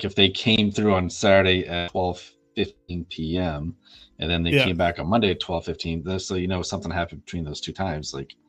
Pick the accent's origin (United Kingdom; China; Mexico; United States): United Kingdom; By the way, for the record, I'm not from Texas. In the UK, we say reckon and talk like that.